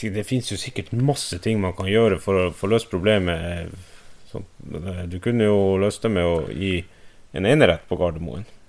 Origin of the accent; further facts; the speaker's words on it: Finnmark, Norway; jeg er fra Økosert, så jeg sier snø